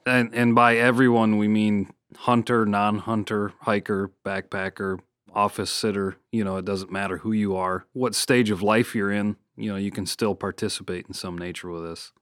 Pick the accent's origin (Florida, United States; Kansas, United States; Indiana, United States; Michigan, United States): Michigan, United States; moved away; my home state of Michigan